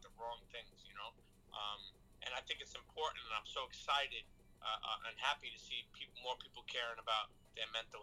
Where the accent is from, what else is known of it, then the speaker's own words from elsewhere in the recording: New York City, New York, United States; I come from the street where I come from, like Brooklyn